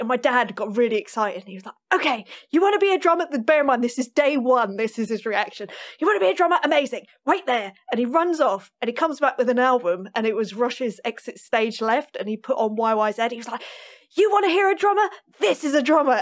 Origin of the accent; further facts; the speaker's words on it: London, United Kingdom; I grew up in North London